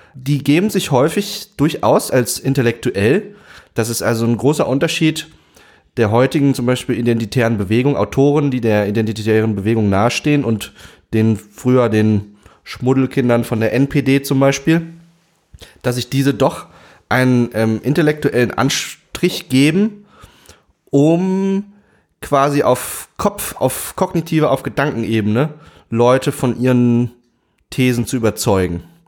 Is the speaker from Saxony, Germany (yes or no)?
yes; Saxony, Germany; ich bin in Sachsen aufgewachsen